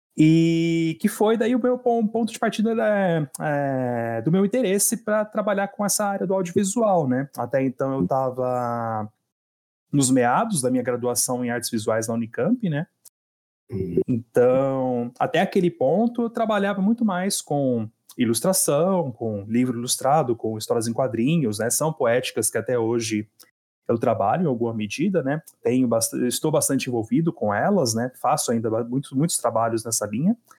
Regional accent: Hortolândia, São Paulo, Brazil; also born or lived in Campinas; Eu tenho morado em Hortolândia há mais de 20 anos já, né? Então. Nasci em Campinas

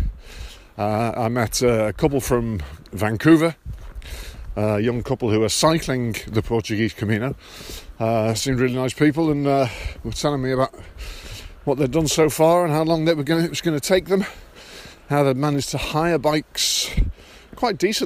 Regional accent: England, United Kingdom; I'm from England

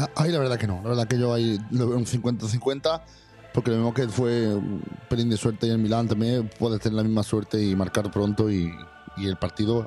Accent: Andalusia, Spain; en mi tierra hoy es Andalucía

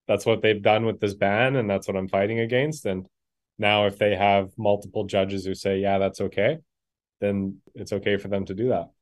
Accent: Manitoba, Canada; I'm born and raised in Manitoba here

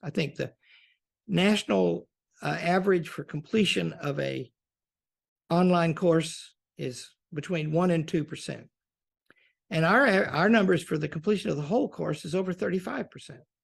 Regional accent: Pocahontas, Arkansas, United States; I grew up in Pocahontas, Arkansas.

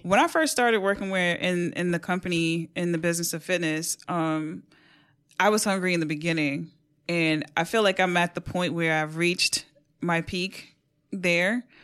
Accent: New York City, New York, United States; born and raised in New York City.

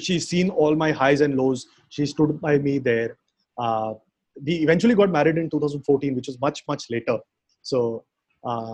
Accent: Jamshedpur, Jharkhand, India; moved away; Major upbringing was Jamshedpur. Now, for close to 10 years of my schooling is from Jamshedpur.

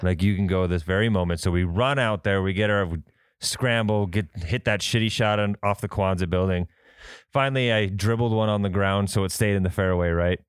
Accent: Midwest, United States; also born or lived in Fargo, North Dakota; We're from the Midwest. We deal with winds. We're in Fargo.

